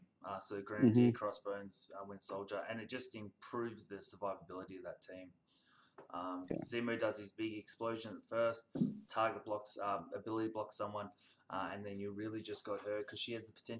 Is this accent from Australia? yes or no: yes; Australia; I'm from Australia